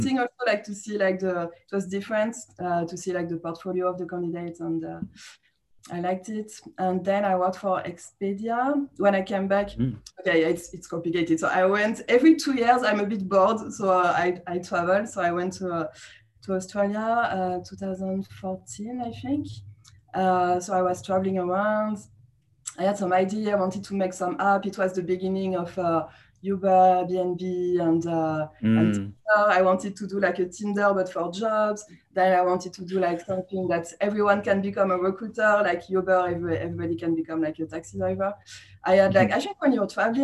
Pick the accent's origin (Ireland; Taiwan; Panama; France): France; accent: French; English is a second language; moved away as an adult; also born or lived in Canada / Morocco; I still have my French accent